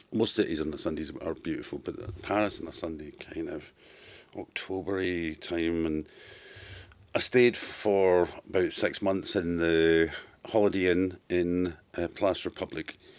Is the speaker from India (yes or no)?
no; Glasgow, Scotland, United Kingdom; from Glasgow